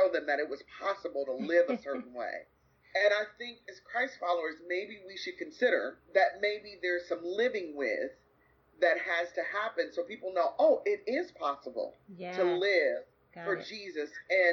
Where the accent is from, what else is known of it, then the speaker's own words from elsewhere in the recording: United States; also born or lived in Grand Rapids, Michigan / Kankakee, Illinois; an American with an American palate